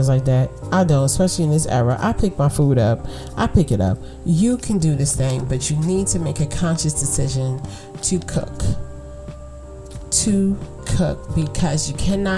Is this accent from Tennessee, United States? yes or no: no; New York City, New York, United States; I'm from Brooklyn.